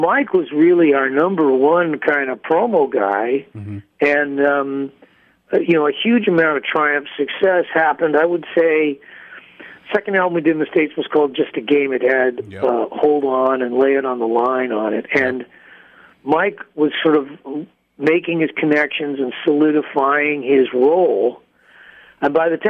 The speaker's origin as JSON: {"language": "English", "country": "Canada", "said": "I am a Canadian"}